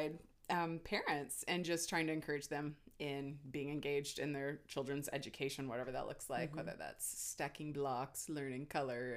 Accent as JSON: {"language": "English", "town": "Smithville", "region": "Missouri", "country": "United States", "tie": "born or raised there", "also_born_or_lived": "Tennessee", "moved": "as an adult", "said": "I hail from the Show Me State here in Missouri. I grew up in Smithville. And I currently reside there"}